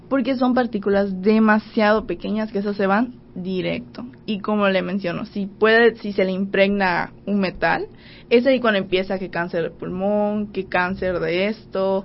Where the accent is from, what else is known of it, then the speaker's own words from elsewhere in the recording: Cozumel, Quintana Roo, Mexico; Yo soy de Cozumel